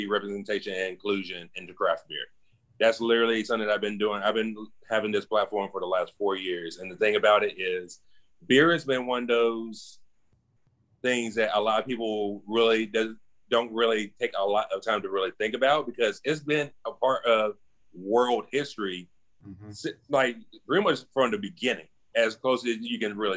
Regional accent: Clay-Chalkville High School, Alabama, United States; I went to Clay Chopper High School, class of 05

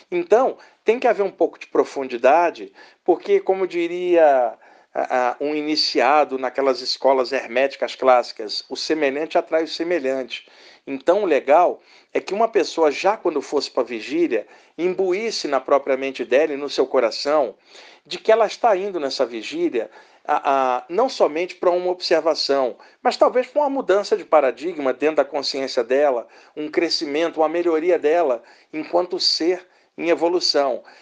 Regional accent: Rio de Janeiro, Brazil; now in São Paulo, Brazil; eu moro aqui em São Paulo há 30 anos, mas eu sou do Rio de Janeiro.

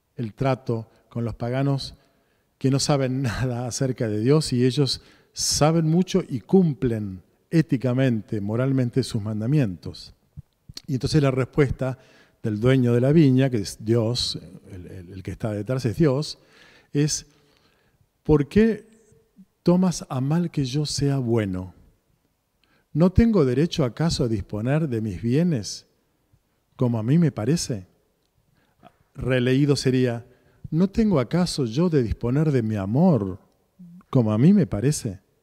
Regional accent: Argentina; nosotros, como argentinos

